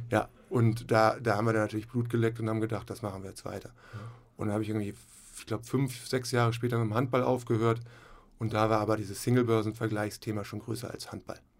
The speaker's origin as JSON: {"language": "German", "region": "Hamburg", "country": "Germany", "tie": "born or raised there", "also_born_or_lived": "Flensburg", "moved": "as an adult", "said": "ich komme auch aus Hamburg, äh, Hamburg-Rahlstedt, und äh, habe da so ganz normal Abitur gemacht"}